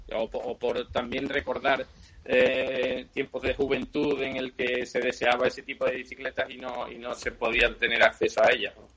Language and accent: Spanish; Seville, Andalusia, Spain; now in A Coruña, Spain; notaréis por mi acento que no soy, no soy de aquí de Galicia, soy de Sevilla